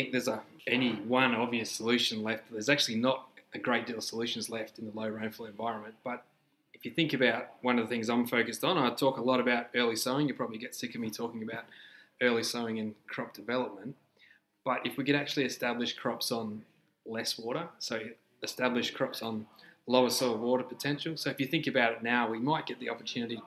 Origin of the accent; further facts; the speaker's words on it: Karoonda, South Australia, Australia; I'm actually originally from the Mallee, so I grew up around Karoonda